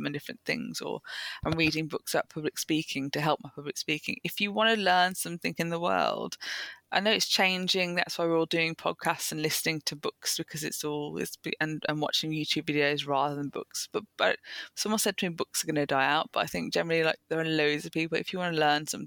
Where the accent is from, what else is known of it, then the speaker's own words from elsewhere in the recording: Birmingham, West Midlands, United Kingdom; I then went in back into my hometown in Birmingham